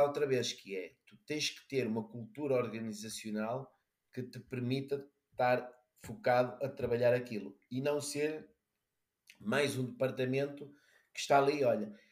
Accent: Braga, Norte, Portugal; sou, sou, de Braga, mas vou para Lisboa

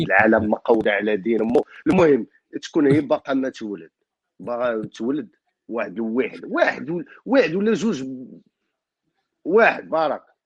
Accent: Morocco; now in France; انا انا مغربي

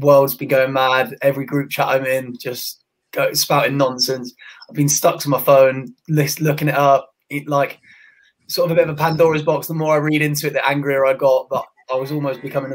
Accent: United Kingdom; as a British football fan

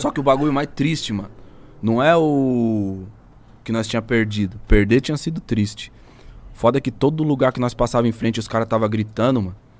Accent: Brazil; eu entreguei meu passaporte pra mina, ela olhou, brasileiro

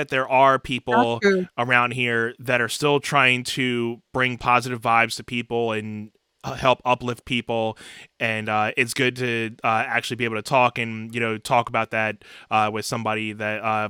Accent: Philadelphia, Pennsylvania, United States; …, where are you from? So ask me where I'm from. I'm actually right outside of Philadelphia, PA.

